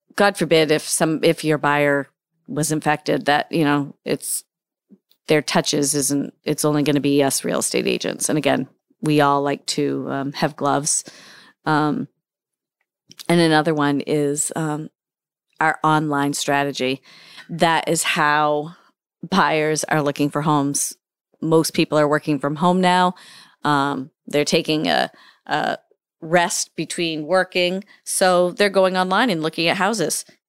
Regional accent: Hampden, Maine, United States; also born or lived in Dixmont, Maine / Warren, Maine; I am a, uh, lifelong resident of the state of Maine. Um, I've lived in central Maine, um, for a few years. I grew up in Hamden

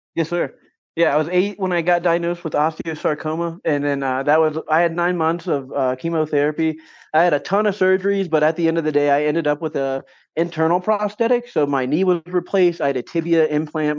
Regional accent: Champaign County, Ohio, United States; I grew up in Champaign County, Ohio.

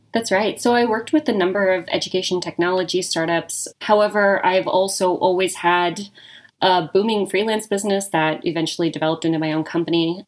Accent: Reno, Nevada, United States; moved away as an adult; also born or lived in Bay Area; now in Las Vegas, United States; I am born and raised in Reno. I am a Nevada person, born and bred.

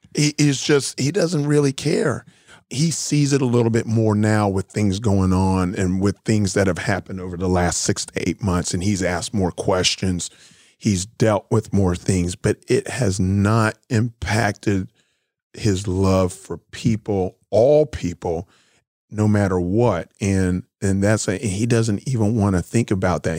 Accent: South Florida, United States; moved away; also born or lived in Searcy, Arkansas; I'm a kid from South Florida, black kid from the, from the city.

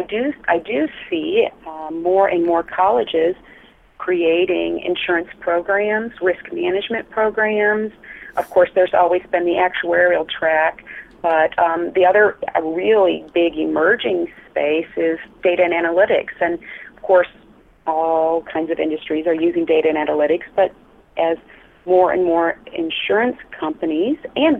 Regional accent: near Battle Creek, Michigan, United States; moved away; I was born and raised near Battle Creek, Michigan

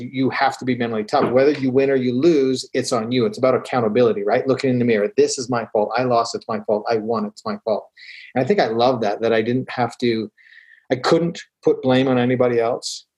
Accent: Calgary, Alberta, Canada; now in Utah, United States; I grew up in Calgary, Alberta, Canada.

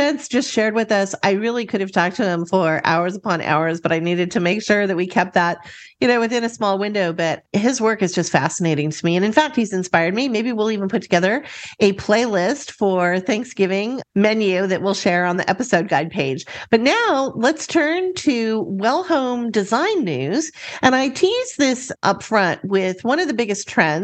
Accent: near Disneyland, California, United States; I grew up near Disneyland, so I live in California in the U.S.

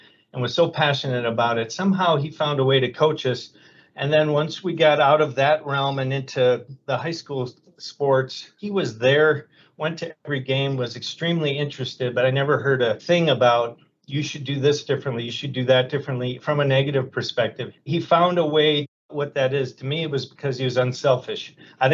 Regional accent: Menomonee Falls, Wisconsin, United States; also born or lived in Oshkosh, Wisconsin / Green Bay, Wisconsin; I'm a Midwestern guy. I was born in Oshkosh, Wisconsin. Moved to Green Bay and was raised in Menominee Falls, Wisconsin, which is a suburb of Milwaukee.

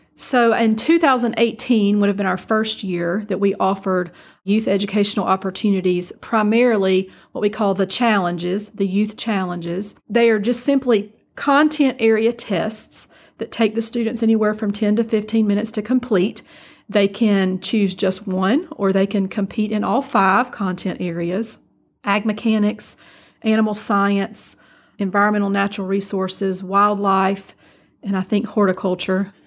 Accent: Bainbridge, Georgia, United States; also born or lived in Brooklet, Georgia / Statesboro, Georgia / Donalsonville, Georgia / Thomasville, Georgia; now in Moultrie, United States; I actually graduated high school in Bainbridge, Georgia

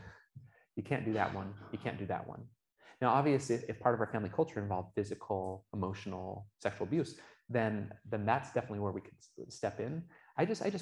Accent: Oregon, United States; now in Utah, United States; I grew up in Oregon

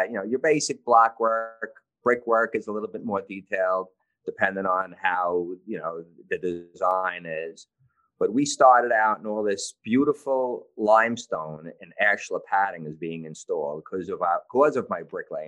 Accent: New York City, New York, United States; I was born and raised in the Canarsie section of Brooklyn

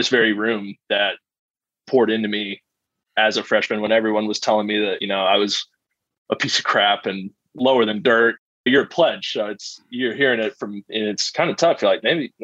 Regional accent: Springdale, Arkansas, United States; I'm from Springdale, Arkansas. So just up the road from Fayetteville. My parents live about 7 minutes from campus. So grew up, never left Arkansas. Went to high school in Springdale, went to elementary school in Springdale, did everything in Springdale.

